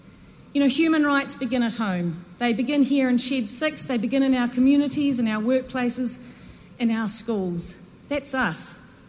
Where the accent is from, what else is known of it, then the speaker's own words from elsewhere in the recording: New Zealand; Those are values that I treasure as a New Zealander.